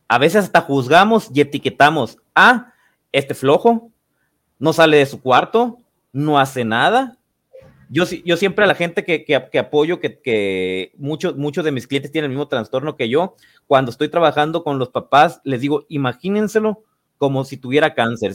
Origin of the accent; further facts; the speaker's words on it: Los Mochis, Sinaloa, Mexico; moved away; Yo soy de la ciudad de, los mochis, me fui a, mi ciudad natal